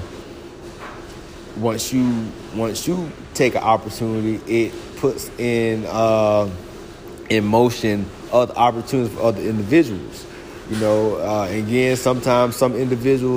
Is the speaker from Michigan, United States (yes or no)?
no; Florida, United States; born or raised there; moved away as an adult; also born or lived in Georgia